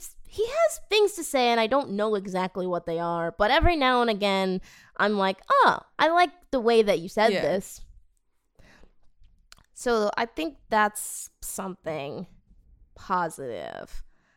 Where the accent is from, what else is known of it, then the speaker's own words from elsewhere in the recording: Boston, Massachusetts, United States; I'm from Boston, trust me.